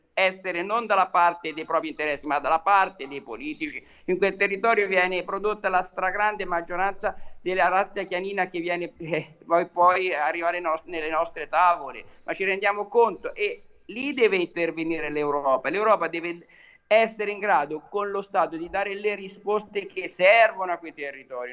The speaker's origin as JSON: {"language": "Italian", "region": "Tuscany", "country": "Italy", "said": "io da toscano"}